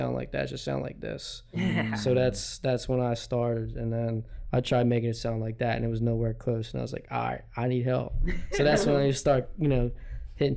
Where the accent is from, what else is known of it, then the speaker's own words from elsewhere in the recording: Ridley, Pennsylvania, United States; moved away as an adult; now in Philadelphia, United States; I grew up in Ridley, Delaware County.